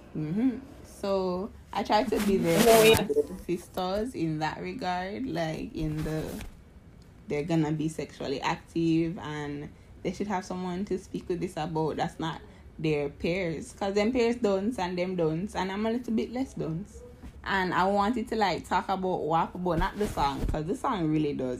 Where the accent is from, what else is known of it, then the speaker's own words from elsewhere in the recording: Jamaica; I'm from Jamaica